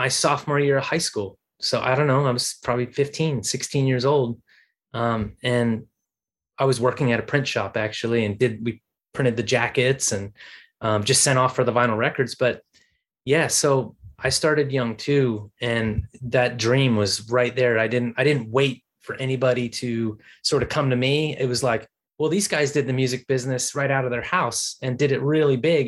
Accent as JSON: {"language": "English", "town": "Washington", "region": "District of Columbia", "country": "United States", "tie": "born or raised there", "said": "Washington, D.C., my hometown, Washington, D.C."}